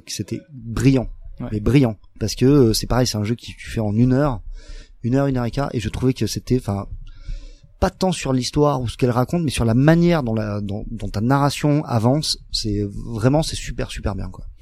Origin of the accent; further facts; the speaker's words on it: France; nous en tant en tant que français